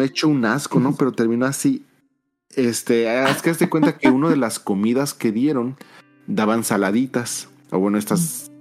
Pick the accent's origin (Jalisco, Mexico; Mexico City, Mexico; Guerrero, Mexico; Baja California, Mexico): Mexico City, Mexico; moved away as an adult; now in Japan; soy, soy de Ciudad de México